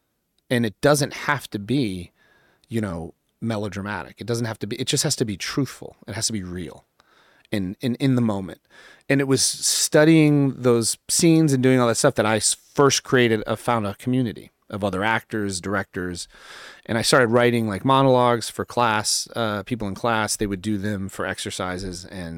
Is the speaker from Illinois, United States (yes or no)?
no; New York, United States; born there; Well, I was born in New York, actually, when I was really little.